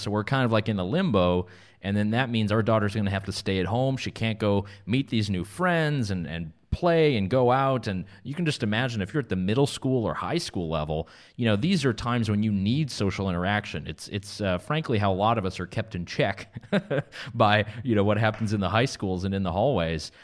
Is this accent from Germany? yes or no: no; Canada; now in North Carolina, United States; Canada, my home country